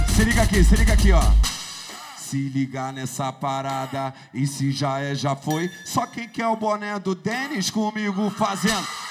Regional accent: Duque de Caxias, Rio de Janeiro, Brazil; Na cidade onde eu morava, em Duque de Caxias. Duque de Caxias, para você ter noção, eu saí de Caxias

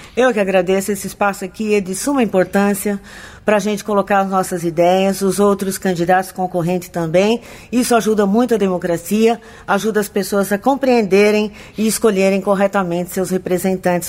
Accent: Americana, São Paulo, Brazil; born or raised there

